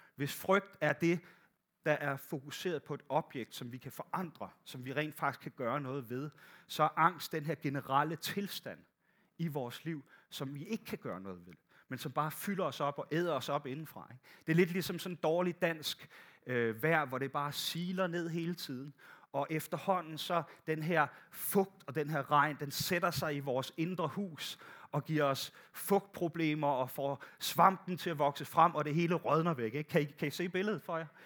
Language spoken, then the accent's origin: Danish; Bornholm, Capital Region of Denmark, Denmark; moved away; Jeg kommer fra Bornholm, der gik, der gik alting lidt langsommere